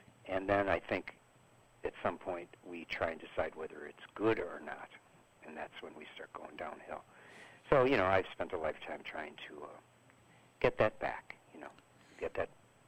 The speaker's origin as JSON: {"language": "English", "town": "Chicago", "region": "Illinois", "country": "United States", "said": "Originally, I am from Chicago."}